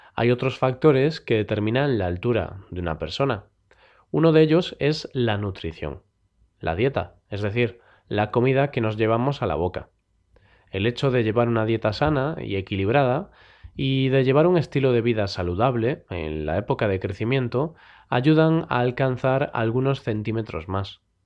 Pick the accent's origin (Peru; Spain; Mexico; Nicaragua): Spain; los españoles